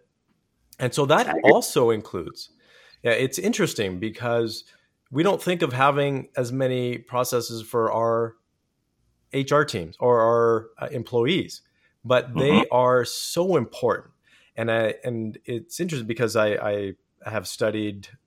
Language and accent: English; Canada; I'm Canadian, so I say processes.